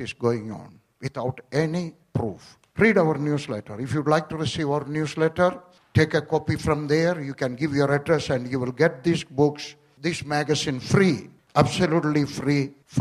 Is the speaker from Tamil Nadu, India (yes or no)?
no; Kerala, India; also born or lived in Punjab; now in Delhi, India; I was born in Kerala.